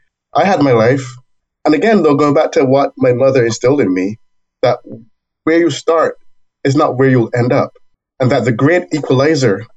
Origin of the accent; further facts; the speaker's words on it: Barbados; now in United States; I was born in Barbados